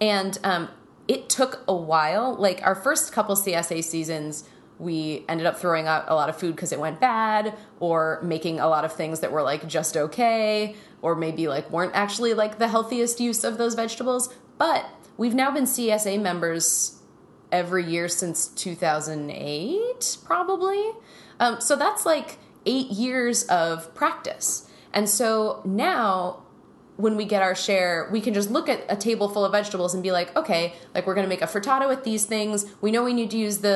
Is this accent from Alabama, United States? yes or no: no; Minnesota, United States; we grew up in Minnesota in the 80s and 90s